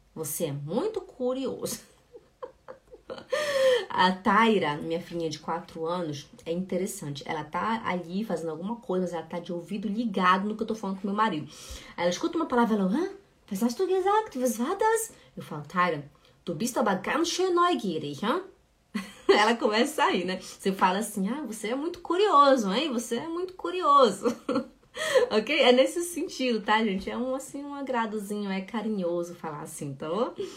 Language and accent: Portuguese; Belém, Pará, Brazil; now in Switzerland; eu sou de Belém do Pará e a gente fala muito esse